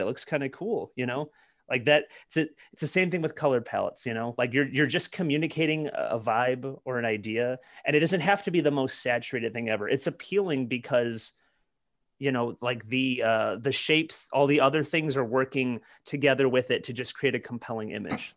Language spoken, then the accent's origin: English; Detroit, Michigan, United States; moved away; growing up in Detroit, you know, you're, you're around all kinds of hardware